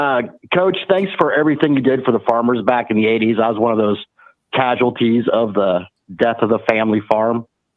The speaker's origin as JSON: {"language": "English", "region": "Western Iowa", "country": "United States", "tie": "born or raised there", "said": "I grew up in Western Iowa and whatnot."}